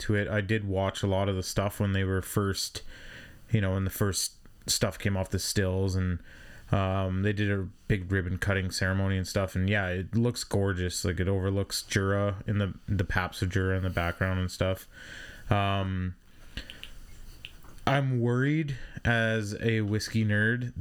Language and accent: English; Canada; as a Canadian